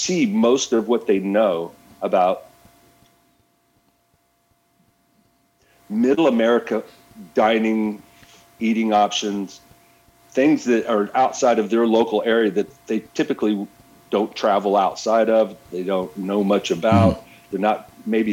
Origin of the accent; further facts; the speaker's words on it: Texas, United States; being a Texan